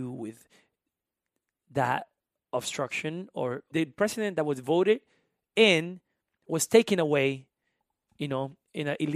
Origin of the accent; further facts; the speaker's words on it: South Carolina, United States; English is a second language; Carolina, which is still feels like home in a way. It's uh, like 30 miles from Myrtle Beach. Um, so I learned English because I needed to.